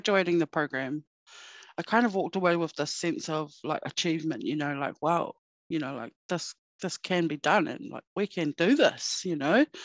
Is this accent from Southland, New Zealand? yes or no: yes; Murihiku, Hokonui, Southland, New Zealand; also born or lived in Northland, New Zealand; now in Christchurch, New Zealand; I'm originally from Mirihiku, so grew up in a small town in Hokonui